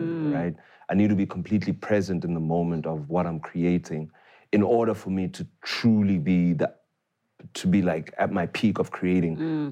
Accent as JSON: {"language": "English", "town": "Tembisa", "region": "Gauteng", "country": "South Africa", "tie": "born or raised there", "said": "I grew up in Tembisa, right? Mm. Uh, born there, raised there for many years uh, before we moved out."}